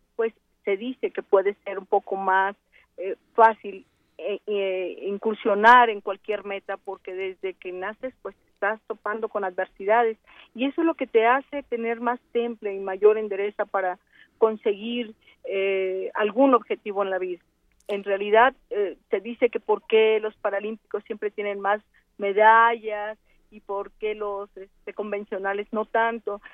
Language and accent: Spanish; Mexico; para nosotros como universitarios es un gran orgullo, como mexicanos doblemente